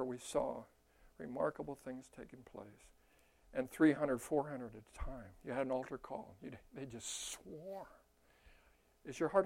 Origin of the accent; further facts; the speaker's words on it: Costa Mesa, California, United States; moved away as an adult; now in Minnesota, United States; I'm from California